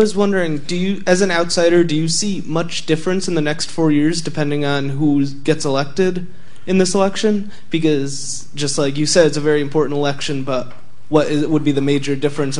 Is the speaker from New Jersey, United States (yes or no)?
no; New York, United States; from New York.